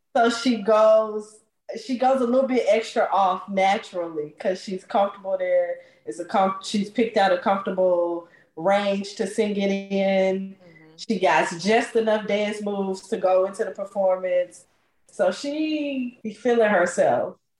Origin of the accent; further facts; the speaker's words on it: Memphis, Tennessee, United States; originally from the most beautiful land in the world, Memphis, Tennessee